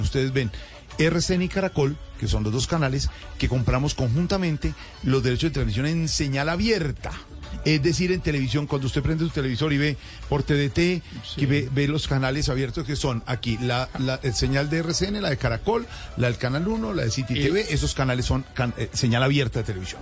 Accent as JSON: {"language": "Spanish", "region": "Bogotá", "country": "Colombia", "moved": "yes", "lives_now": "Santa Marta, Colombia", "said": "yo que soy eh, bogotano costeño, ahora eh, hijo por adopción de Santa Marta"}